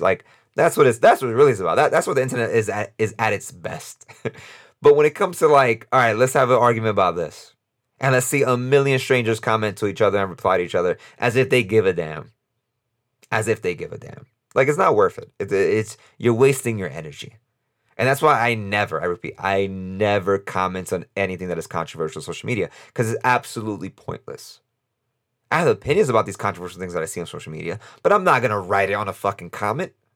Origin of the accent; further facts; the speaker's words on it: New York City, New York, United States; I'm from New York City and I'm from New York, my vote matters less in New York